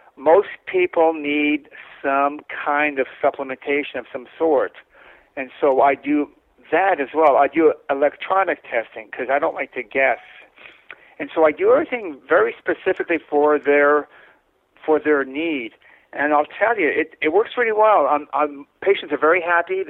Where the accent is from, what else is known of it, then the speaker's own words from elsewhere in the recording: Winnipeg, Manitoba, Canada; I grew up in Winnipeg, uh, Manitoba